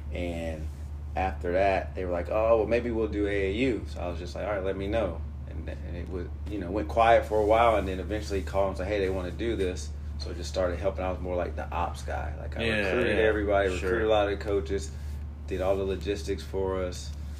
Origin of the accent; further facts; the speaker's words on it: North Augusta, South Carolina, United States; I'm from North Augusta, South Carolina. So proud to be from South Carolina, but still representing the Augusta area, you know, 706, 803, it's all the same. But I started doing this 24 years ago when I was 18